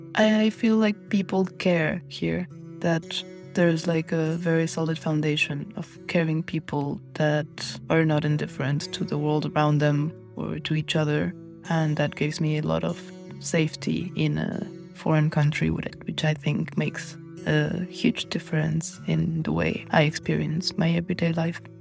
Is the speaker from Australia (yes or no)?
no; Mexico; now in Berlin, Germany; I'm twenty-six years old. I'm from Mexico.